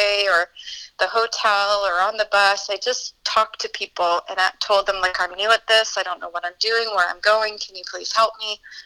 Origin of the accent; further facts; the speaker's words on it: Williams Lake, British Columbia, Canada; I was raised in the Chilcotin in a rural community, and then Williams Lake was where I graduated from and started my young adult life.